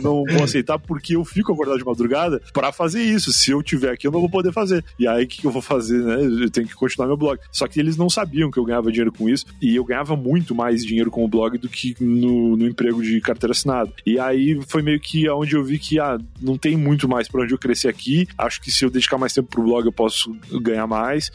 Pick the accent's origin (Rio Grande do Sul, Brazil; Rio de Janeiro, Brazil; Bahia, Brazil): Rio Grande do Sul, Brazil; Rio Grande; moved away as an adult; also born or lived in Osasco / São Paulo; Eu nasci em Rio Grande. Rio Grande é uma cidade lá no sul do Rio Grande do Sul